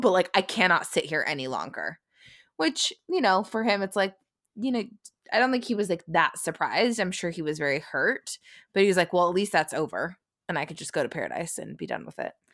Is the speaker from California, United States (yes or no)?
yes; San Francisco, California, United States; We're from San Francisco, California